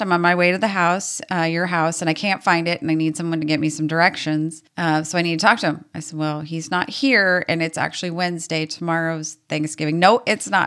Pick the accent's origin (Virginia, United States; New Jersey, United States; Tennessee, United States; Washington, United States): Washington, United States; also born or lived in Montana; We have very little family here in the Pacific Northwest, or at least in Washington. Uh, when we moved over here when I was two